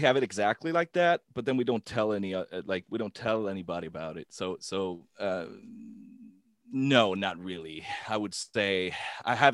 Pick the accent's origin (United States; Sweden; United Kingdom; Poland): Sweden; Gothenburg, Västra Götaland; Gothenburg, my hometown